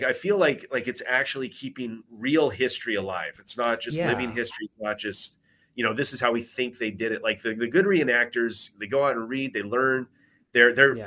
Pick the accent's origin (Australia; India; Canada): Canada; I was born in Canada